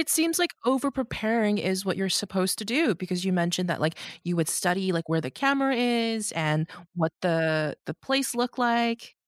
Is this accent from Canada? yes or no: yes; Markham, Ontario, Canada; I grew up in Markham